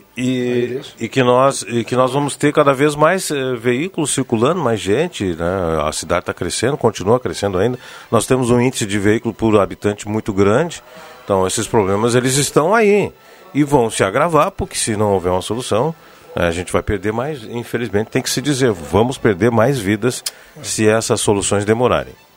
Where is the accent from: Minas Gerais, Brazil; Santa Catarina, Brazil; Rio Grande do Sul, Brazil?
Rio Grande do Sul, Brazil; Rio Pardo; minha terra, Rio Pardo